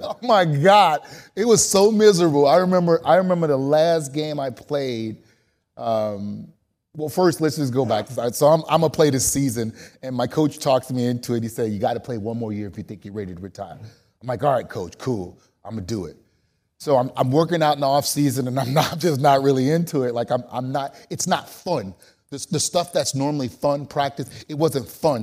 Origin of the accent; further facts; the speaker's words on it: New Orleans, Louisiana, United States; I'm from New Orleans